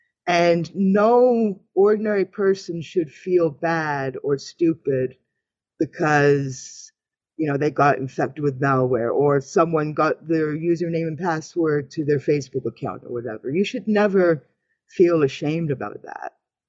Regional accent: Canada; Because I'm a Canadian woman.

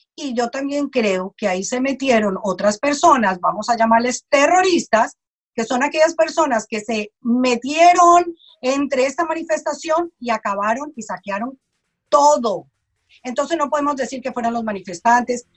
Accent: Colombia; now in United States; Yo soy colombiana

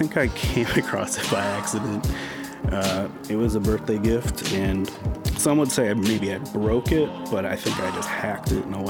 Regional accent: Randolph, Minnesota, United States; I was born in Minneapolis, but I think I was in first grade when we moved away from Minneapolis and we moved to a small town called Randolph, Minnesota.

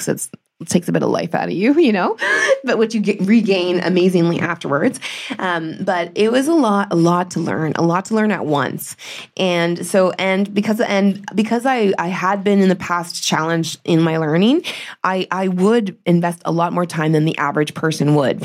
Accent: Northern Ontario, Canada; I grew up in Northern Ontario

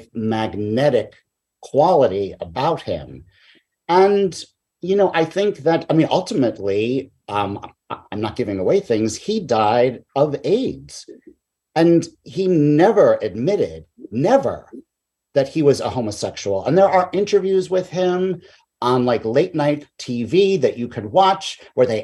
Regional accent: New York City, New York, United States; I grew up in Queens

